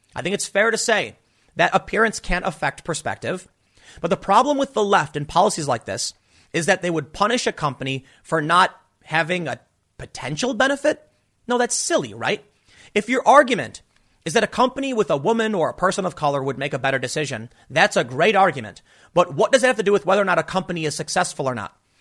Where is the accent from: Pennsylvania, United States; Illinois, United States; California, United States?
Illinois, United States; Chicago; also born or lived in New York; now in South Jersey, United States; I grew up in Chicago.